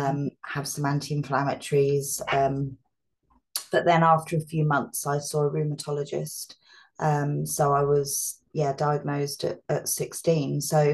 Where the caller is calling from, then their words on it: East of England, United Kingdom; So I'm in England. I live near Bedford and Milton Keynes, which is about 40 minutes on a train from London.